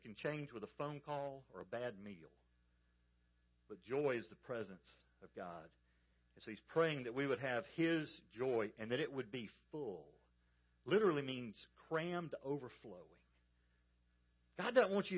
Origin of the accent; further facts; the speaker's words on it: Georgia, United States; I grew up in Georgia